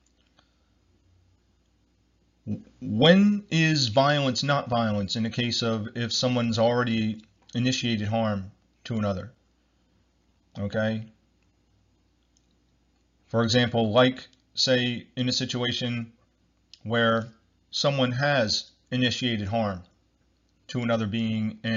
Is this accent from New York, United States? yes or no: no; New Jersey, United States; I'm from New Jersey, United States